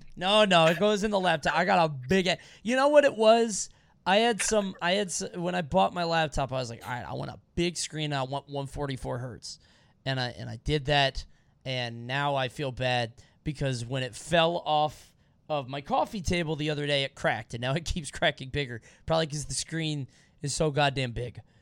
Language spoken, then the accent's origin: English; Montego Bay, Saint James, Jamaica; moved away; Montego Bay, baby, where I was born and raised